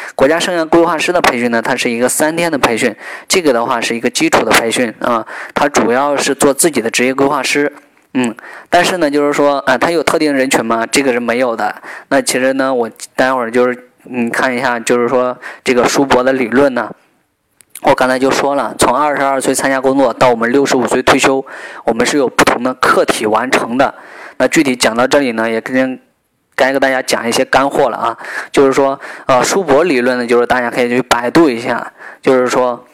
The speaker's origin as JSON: {"language": "Chinese", "country": "China", "said": "我们中国人"}